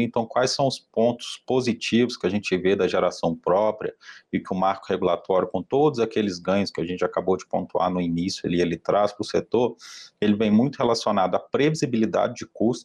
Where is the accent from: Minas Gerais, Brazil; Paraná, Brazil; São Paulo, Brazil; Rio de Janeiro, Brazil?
Minas Gerais, Brazil; eu também sou mineiro